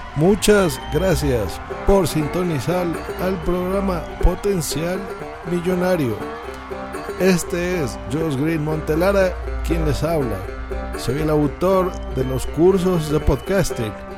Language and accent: Spanish; Mexico City, Mexico